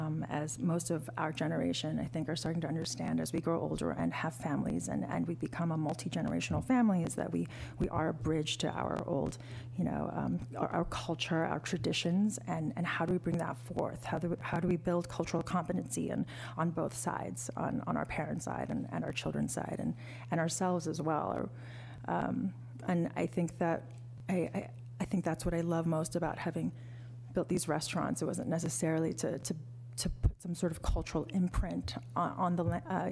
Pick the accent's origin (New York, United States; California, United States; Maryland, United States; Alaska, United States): California, United States; Los Angeles; now in Portland, United States; I grew up, I was born and raised in Los Angeles.